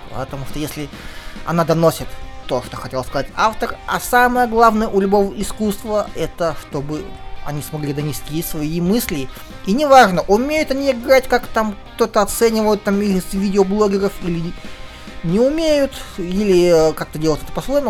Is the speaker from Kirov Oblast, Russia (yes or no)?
yes; Kirov, Kirov Oblast, Russia; Киров это мой родной город